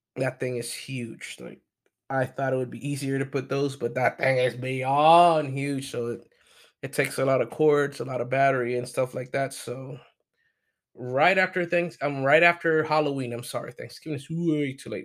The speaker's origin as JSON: {"language": "English", "country": "Puerto Rico", "also_born_or_lived": "mainland United States", "moved": "yes", "lives_now": "United States", "said": "I am from Puerto Rico. I do live in mainland United States"}